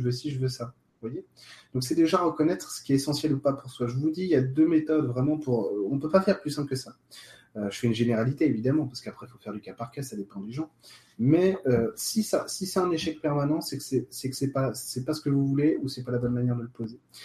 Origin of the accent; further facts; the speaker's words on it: France; nous on est français